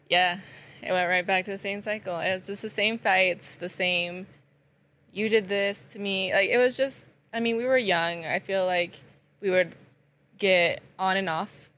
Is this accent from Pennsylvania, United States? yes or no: no; Sugar City, Idaho, United States; also born or lived in Rexburg, Idaho; I am originally from Sugar City